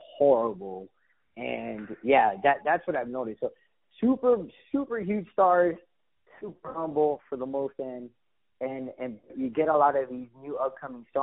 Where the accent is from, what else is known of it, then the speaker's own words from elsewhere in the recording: Miami, Florida, United States; moved away; also born or lived in Phoenix / Los Angeles / Houston; I was born and raised in Miami